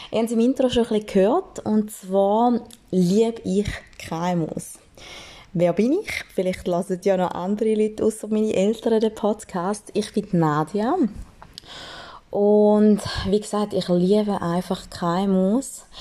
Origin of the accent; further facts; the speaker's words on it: St. Gallen, Switzerland; Man hört es vielleicht leicht, ich bin aus dem Toggenburg, einfach, dass das schon mal draußen ist.